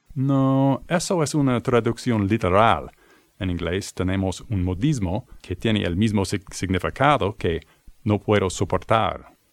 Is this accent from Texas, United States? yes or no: no; Boston, Massachusetts, United States; I'm from the United States, the city of Boston, to be exact.